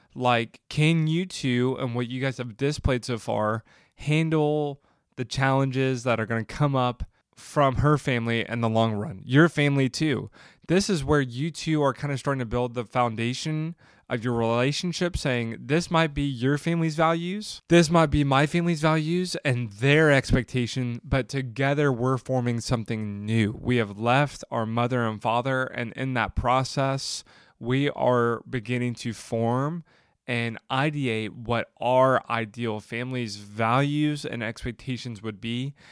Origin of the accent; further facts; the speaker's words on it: the South, United States; I grew up in the South where family was everything